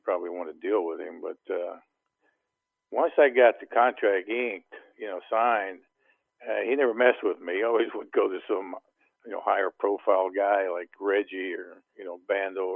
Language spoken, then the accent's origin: English; Ohio, United States; I'm from Ohio